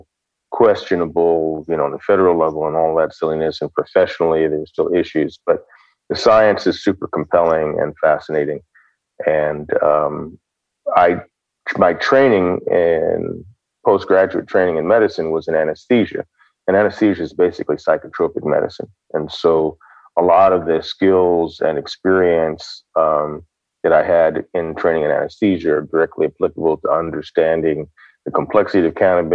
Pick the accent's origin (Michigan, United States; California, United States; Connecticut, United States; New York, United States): Michigan, United States; Detroit; moved away as an adult; I was born in Detroit, Michigan, and grew up there until I was 17 when I left for college